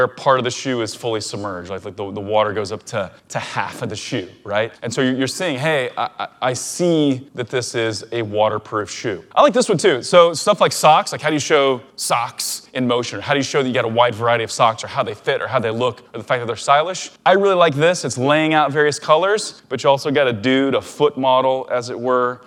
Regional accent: Missouri, United States; Brewer and I, Chris Brewer, my business partner, co-founder of OMG, we were like the only Missouri peeps in Blue Ribbon

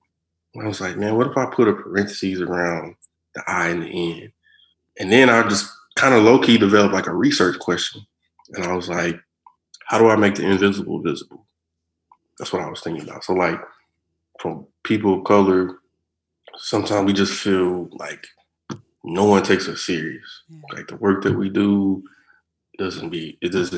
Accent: Texas, United States; now in Oklahoma, United States; I'm from Texas, like, I've been in Oklahoma for over 10 years. I was like, I'm an Oklahoman now

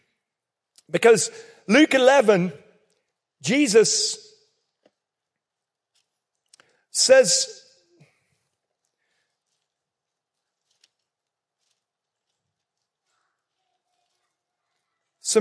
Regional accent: England, United Kingdom; accent: English; now in North Carolina, United States; I might sound English

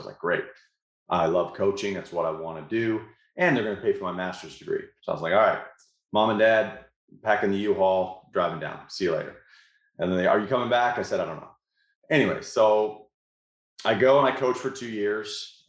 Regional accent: Canada; moved away as an adult; now in United States; I came here from Canada back in 2004 to play college baseball in Shreveport.

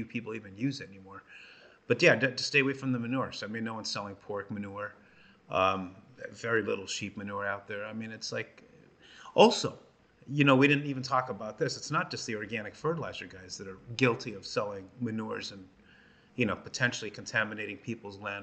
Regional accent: Los Angeles, California, United States; as a kid growing up in Los Angeles

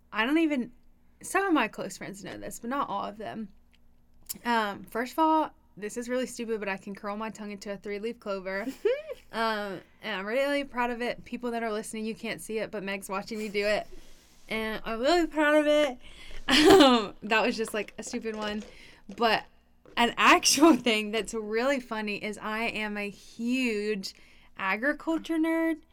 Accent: Atlanta, Georgia, United States; moved away; I'm from Atlanta

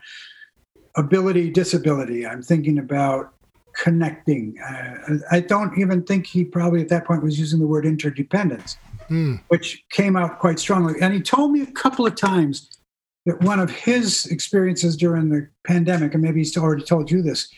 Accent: New England, United States; I grew up in New England, you know, and the idea was you were as self-reliant as possible

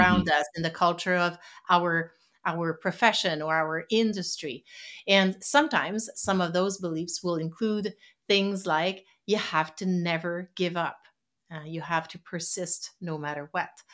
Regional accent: Quebec City, Quebec, Canada; first language French; English is a second language; moved away as an adult; also born or lived in West Coast of Canada; originally, I'm, uh, from Quebec City on the East Coast in Canada

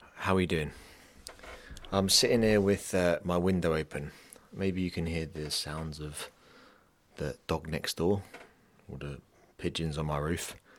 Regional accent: England, United Kingdom; also born or lived in London; now in Dublin, Ireland; I'm from England

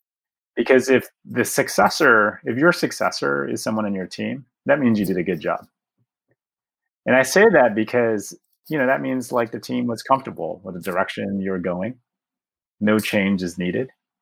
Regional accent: Chicago, Illinois, United States; the beauty of being a Chicagoan

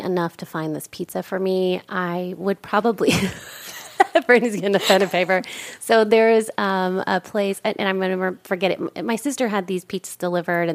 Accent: Texas, United States; I'm from Texas. We have, you know, Domino's and like regular pizza.

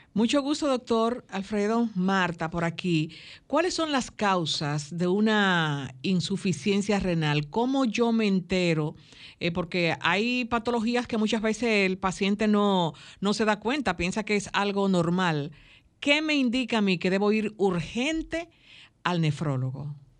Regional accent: Dominican Republic; en mi país muchos vivimos

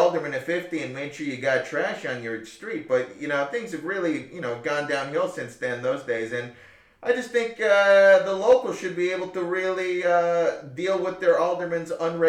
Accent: Chicago, Illinois, United States; Yeah, as you can see, I'm from the Bridgeport area, behind the back of the yards, down by Auburn Gresham, with a little bit of a little flavor of the Pilsen.

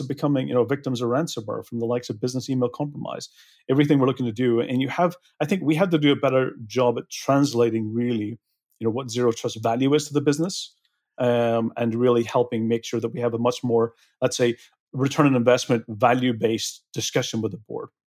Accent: Belfast, Northern Ireland, United Kingdom; moved away; I'm originally from Belfast

